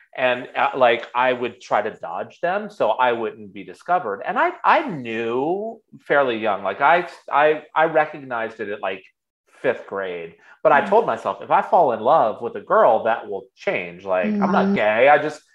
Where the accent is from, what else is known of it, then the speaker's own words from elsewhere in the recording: Virginia, United States; I grew up in Virginia.